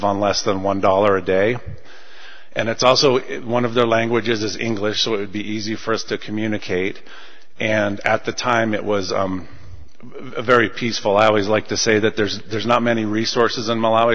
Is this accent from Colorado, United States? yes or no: yes; Loveland, Colorado, United States; I'm from Loveland, Colorado